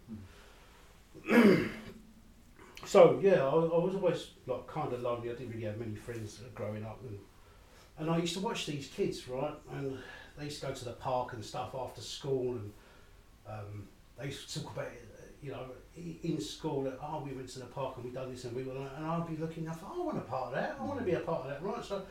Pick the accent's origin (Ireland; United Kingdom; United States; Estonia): United Kingdom; London; I grew up in the early 70s in East London, and I'm a person of colour, right, you know, an Asian guy growing up in East London